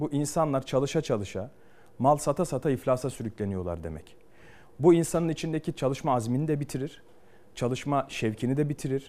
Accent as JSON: {"language": "Turkish", "region": "Ankara", "country": "Turkey", "tie": "born or raised there", "said": "doğup büyüdüğüm yerde siyaset yapıyorum"}